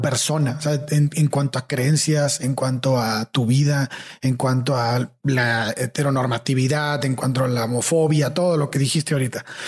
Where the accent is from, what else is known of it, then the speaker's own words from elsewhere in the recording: Tampico, Tamaulipas, Mexico; moved away; also born or lived in San Luis Potosí / Mexico City; lo lejos que estamos en Tampico de ser personas abiertas